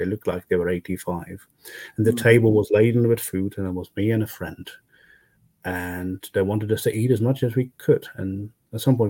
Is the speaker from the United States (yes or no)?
no; Netherlands; also born or lived in Brussels; coming back to the Netherlands, I realized how poor my home country was actually